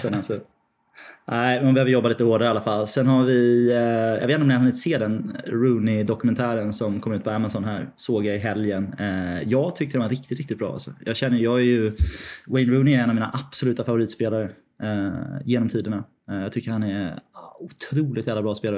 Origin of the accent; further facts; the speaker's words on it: Sweden; moved away as an adult; now in London, United Kingdom; Jag var ju hemma i Sverige ganska många veckor